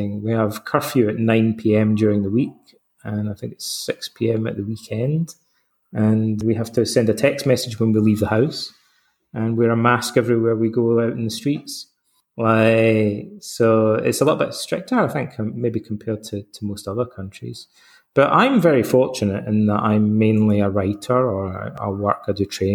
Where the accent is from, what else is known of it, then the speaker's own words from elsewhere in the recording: Scotland, United Kingdom; accent: Scottish; moved away as an adult; also born or lived in London, England / Canada; now in Athens, Greece; I'm Scottish, as you can probably tell from my accent and my name